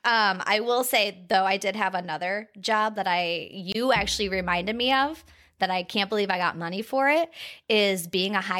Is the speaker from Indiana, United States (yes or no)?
yes; South Bend, Indiana, United States; Well, okay, well, we're from the South Bend area